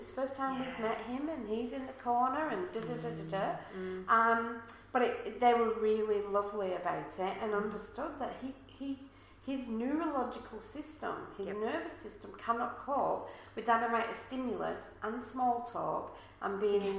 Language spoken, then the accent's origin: English; England, United Kingdom; now in Australia; if you haven't noticed from the accent, I'm not from around here. So therefore, you know, I'm not from Australia. Most of my family are back in England.